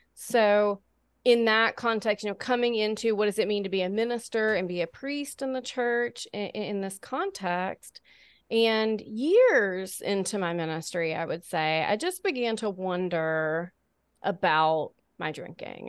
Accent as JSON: {"language": "English", "region": "Alabama", "country": "United States", "tie": "born or raised there", "said": "born and raised in Alabama"}